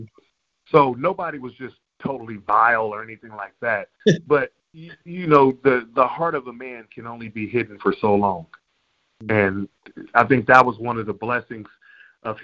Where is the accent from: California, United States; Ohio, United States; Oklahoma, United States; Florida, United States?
California, United States; I'm born and raised in California